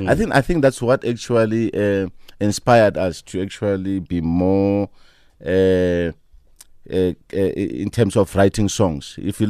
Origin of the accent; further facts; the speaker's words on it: Soweto, Gauteng, South Africa; I think for me, it was a bit of a challenge because of the political situation at the time. We didn't have a good time. It was nice, yes. But I think apartheid actually robbed us our childhood.